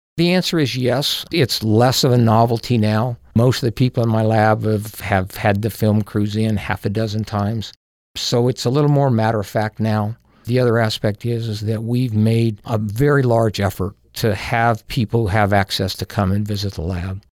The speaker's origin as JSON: {"language": "English", "town": "Powell", "region": "Wyoming", "country": "United States", "tie": "born or raised there", "said": "I grew up in Powell, Wyoming"}